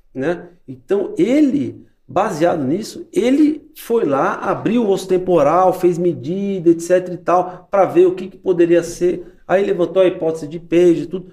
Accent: Brazil; nós, como brasileiros

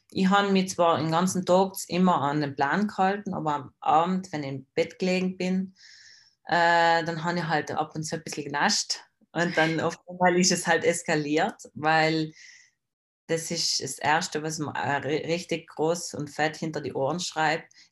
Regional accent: Trentino-Alto Adige, Italy; Plus habe ich noch bei jedem Wettkampf in Deutschland ähm, so Süßigkeiten gekauft, was es bei uns in Südtirol nicht gibt.

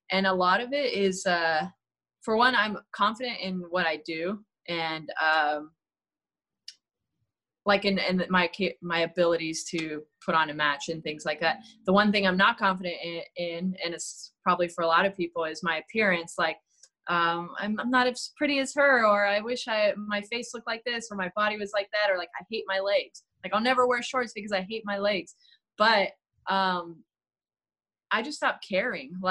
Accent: California, United States; B A Y because I'm from the Bay Area.

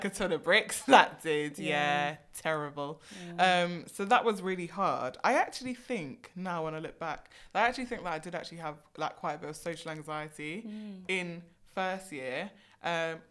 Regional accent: London, United Kingdom; I was black and from London

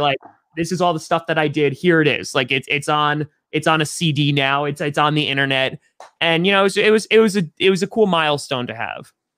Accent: New York, United States; I grew up in New York.

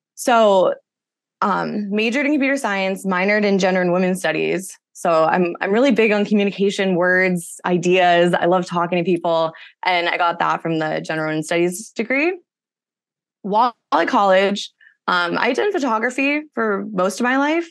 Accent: Massachusetts, United States; moved away as an adult; also born or lived in California; I grew up in Massachusetts, came out to California for college

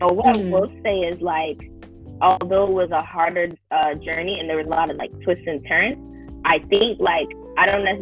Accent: Midwest, United States; I'm from the Midwest and it's cold

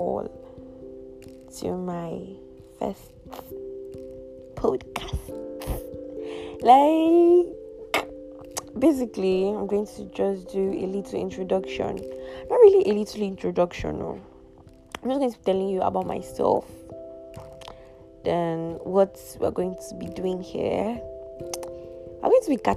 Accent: Kalabari, Rivers State, Nigeria; I am from Calabari, proudly Rivers.

